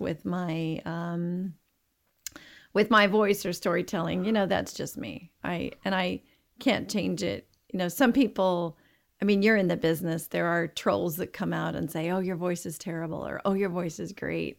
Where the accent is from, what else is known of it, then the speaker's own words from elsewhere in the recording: Marshall, Texas, United States; now in Dallas, United States; I grew up in Texas, in a small town in, uh, in East Texas, just about half an hour from the Louisiana border. and, uh, called Marshall